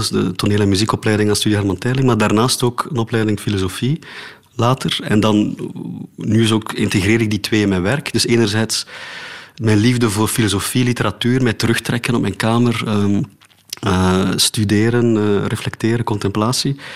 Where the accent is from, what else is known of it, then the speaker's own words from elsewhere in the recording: Oudenaarde, Flanders, Belgium; accent: Oudenaards; moved away; also born or lived in Antwerp; toen ik in Oudenaarde woonde.